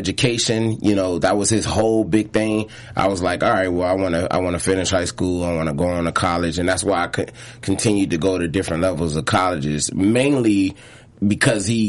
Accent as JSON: {"language": "English", "town": "Detroit", "region": "Michigan", "country": "United States", "tie": "born or raised there", "moved": "yes", "lives_now": "Los Angeles, United States", "said": "she sent me back to my dad when I was six to Detroit"}